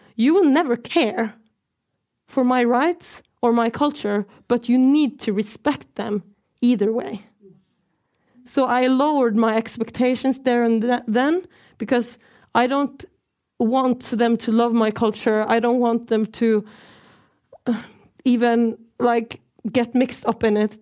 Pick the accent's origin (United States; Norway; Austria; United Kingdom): Norway; I'm from the Norwegian side of occupied Sápmi